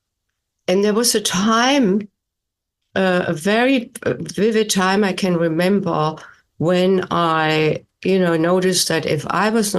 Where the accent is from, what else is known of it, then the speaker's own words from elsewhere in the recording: Germany; English is a second language; moved away as an adult; now in United States; I was born and raised in Germany and then came to the United States in my late 20s for postgraduate work in music